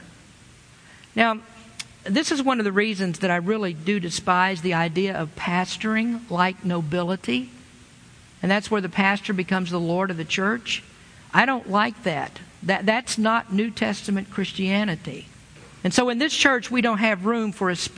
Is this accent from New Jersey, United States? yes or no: no; Lexington, Kentucky, United States; moved away; I grew up in the South a long time ago and without cultural diversity